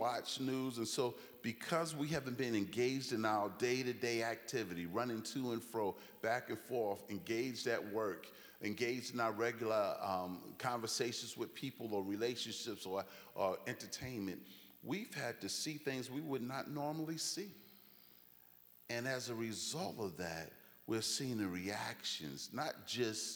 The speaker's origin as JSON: {"language": "English", "town": "New York City", "region": "New York", "country": "United States", "tie": "born or raised there", "also_born_or_lived": "Jamaica, Queens / Chicago / Boston", "moved": "as an adult", "lives_now": "Branson, United States", "said": "I was born and raised in Brooklyn, New York, and also in Jamaica, Queens"}